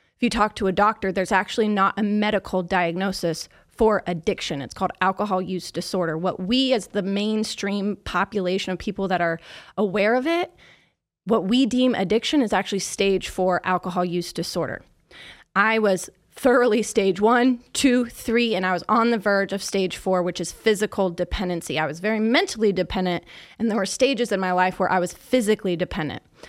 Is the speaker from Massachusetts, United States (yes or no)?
no; Kansas City, Missouri, United States; I'm from Kansas City